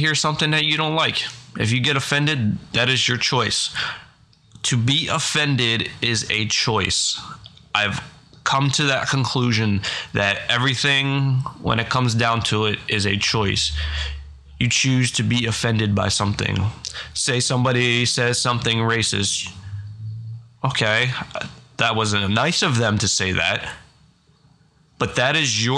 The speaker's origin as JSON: {"language": "English", "region": "Pennsylvania", "country": "United States", "said": "I am from Pennsylvania"}